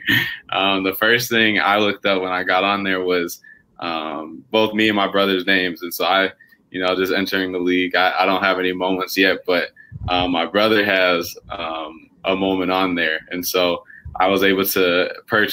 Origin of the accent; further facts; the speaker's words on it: Minnesota, United States; growing up in Minnesota